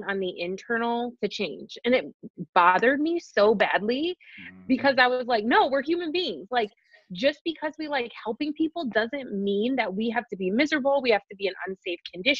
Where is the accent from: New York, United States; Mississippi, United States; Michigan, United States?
Michigan, United States; right outside of Detroit; moved away as an adult; also born or lived in Colorado; I was born and raised right outside of Detroit